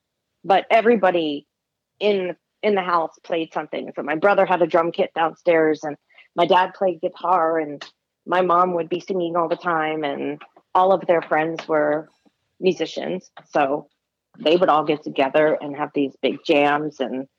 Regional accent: Maryland, United States; Southern Maryland, in Lesby.

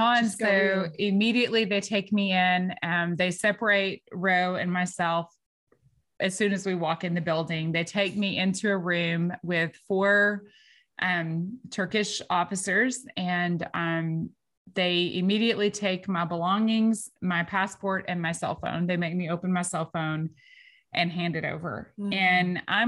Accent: Martins Mill, Texas, United States; I'm from Martins Mill, Texas. All right. We don't even have a population sign where I'm from. Like, it's like small town girl

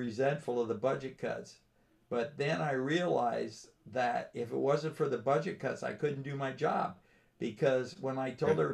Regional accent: Los Angeles, California, United States; when I was a kid in growing up in California in Los Angeles

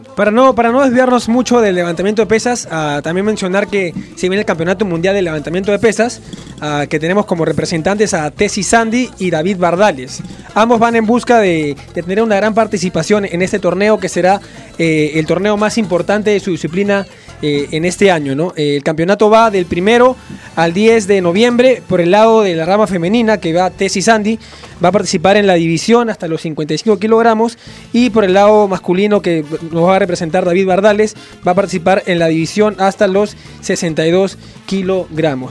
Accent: Peru; yo soy muy peruano

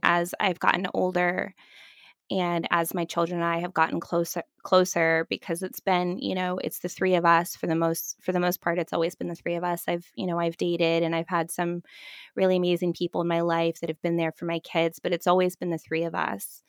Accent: Fort Myers, Florida, United States; moved away; also born or lived in Vancouver, Canada / Toronto, Canada; I grew up in Fort Myers, Florida, uh, which is, for those of you who haven't been to that part of Florida, it is the South.

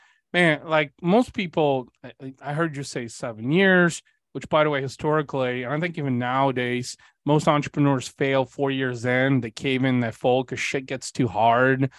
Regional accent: Bulgaria; moved away; I'm also Bulgarian. So I was born in Eastern Europe

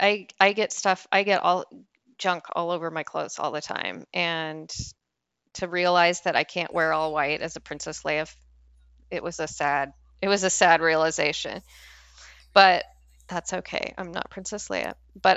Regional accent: Scotland, United Kingdom; I'm snooty because I'm Scottish, so

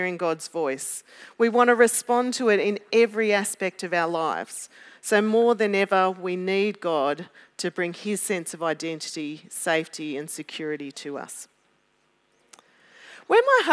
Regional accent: Melbourne, Victoria, Australia; I'm from Melbourne

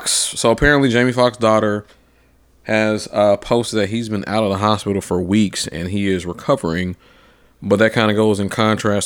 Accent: Atlanta, Georgia, United States; now in Nashville, United States; I'm from Atlanta

